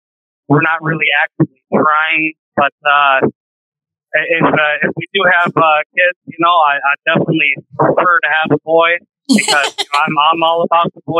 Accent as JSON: {"language": "English", "town": "Detroit", "region": "Michigan", "country": "United States", "tie": "born or raised there", "moved": "yes", "lives_now": "Indiana, United States", "said": "I grew up in Michigan. I grew up in Metro Detroit area. And now I live down in Indiana"}